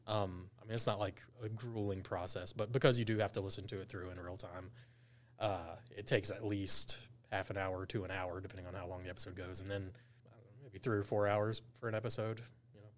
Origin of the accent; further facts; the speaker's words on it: Gastonia, North Carolina, United States; I'm from Gaston County